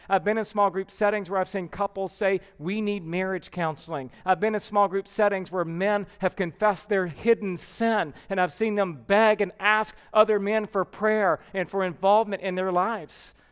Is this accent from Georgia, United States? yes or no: yes; Georgia, United States; moved away; I'm from Georgia.